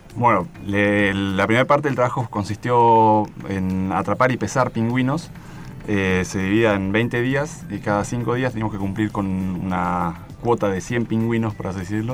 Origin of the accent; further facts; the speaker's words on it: Bariloche, Río Negro, Argentina; moved away as an adult; now in Esquel, Argentina; yo estoy viviendo en Esquel últimamente y criado en Bariloche